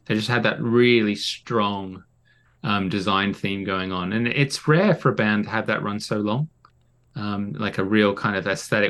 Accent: Australia; now in United Kingdom; growing up in Oz

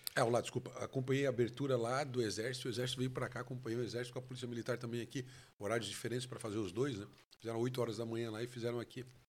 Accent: Brazil; onde eu nasci, de onde eu vivo, que é o meu país, é o Brasil

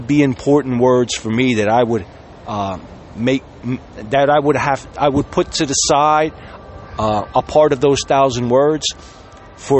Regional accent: Sicily, Italy; I was from Sicily

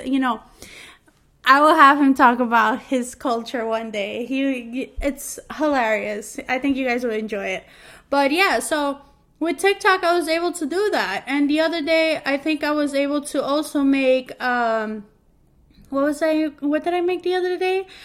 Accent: New York, United States; moved away as an adult; now in New Jersey, United States; I'm from New York and we pronounce stuff weirdly

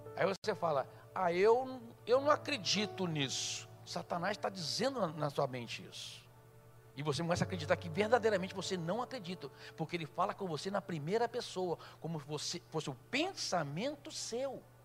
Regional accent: Rio de Janeiro, Brazil; Nós nascemos na mesma cidade, mas ela foi criada em São Paulo, eu fui criado no Rio

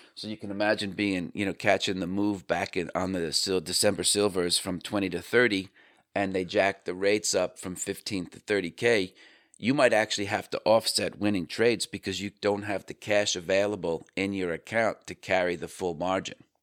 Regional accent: Northeast, United States; I grew up in the Northeast.

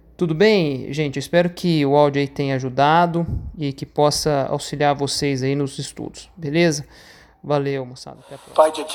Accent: Brazil; nós brasileiros também somos americanos

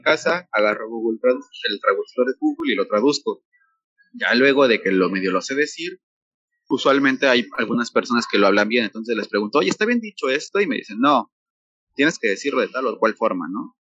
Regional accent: Mexico City, Mexico; moved away as an adult; now in Tulum, Mexico; aquí no nos quieren a los chilangos

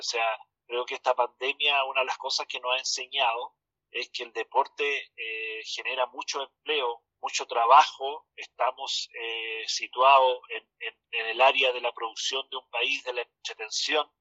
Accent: Chile

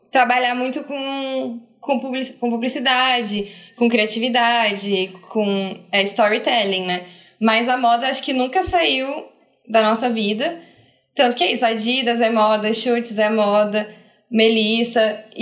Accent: Curitiba, Paraná, Brazil; Porque a gente é de Curitiba. Então a gente já está fora do, do núcleo ali, né?

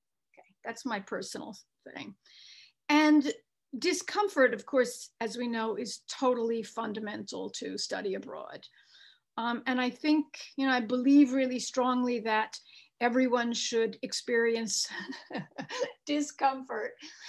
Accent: New York, United States; now in Rome, Italy; I grew up in New York. Am I a New Yorker or a Romana?

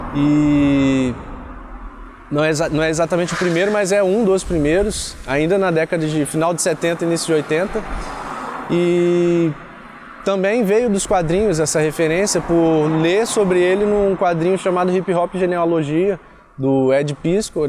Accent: Cachoeiro de Itapemirim, Espírito Santo, Brazil; moved away as an adult; now in Campos dos Goytacazes, Brazil; eu comecei em Cachoeiro de Itapimirim, Espírito Santo, que é a minha cidade natal

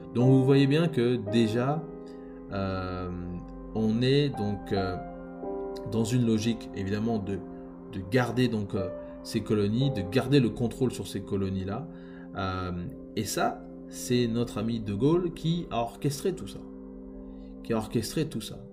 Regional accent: Republic of the Congo; nous sommes Congolais, que nous vivons dans un pays souverain, que nous vivons euh, dans un pays qui nous appartient

